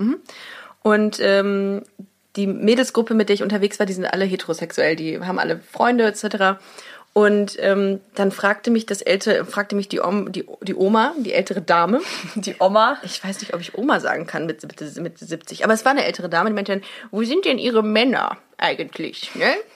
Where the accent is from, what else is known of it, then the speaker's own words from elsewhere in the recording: Germany; wir sind aus Deutschland